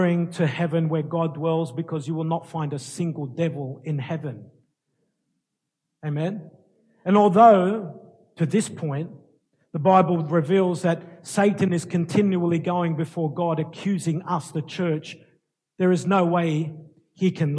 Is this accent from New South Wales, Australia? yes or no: yes; Sydney, New South Wales, Australia; I was born in Sydney, lived in Sydney all my life